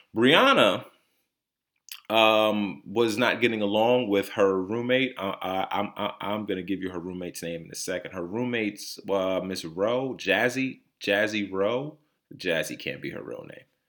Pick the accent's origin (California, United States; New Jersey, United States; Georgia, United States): New Jersey, United States; also born or lived in Connecticut; I was born in Connecticut. Um, I lived m, most of my life in the state of New Jersey